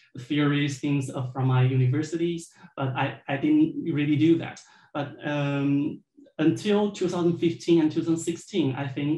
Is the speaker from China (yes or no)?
yes; China; moved away as an adult; also born or lived in Wuhan, China / Stuttgart, Germany / Frankfurt am Main, Germany; I was born in China, and then I took my bachelor's degree in China